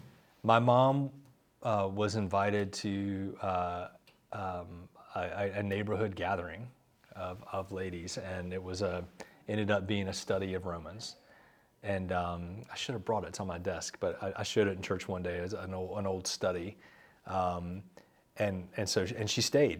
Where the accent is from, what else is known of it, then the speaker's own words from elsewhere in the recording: Charlotte, North Carolina, United States; I grew up here in Charlotte